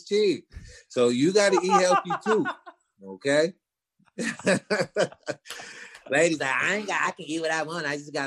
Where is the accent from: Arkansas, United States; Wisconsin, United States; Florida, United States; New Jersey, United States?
Wisconsin, United States; Milwaukee; moved away as an adult; now in Arizona, United States; I'm from Milwaukee